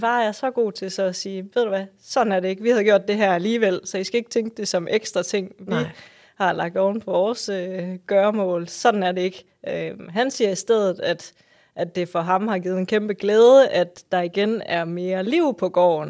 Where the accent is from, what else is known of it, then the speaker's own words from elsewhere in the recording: West Jutland, Central Denmark Region, Denmark; min, mit barndomshjem, min fødegård, øhm, er en trælænget gård, som ligger ude, som du sagde, i, i Nationalparken